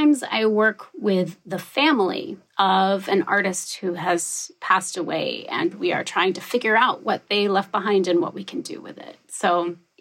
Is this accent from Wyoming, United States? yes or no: yes; Wyoming, United States; moved away; also born or lived in New York City / Bay Area; I grew up in Wyoming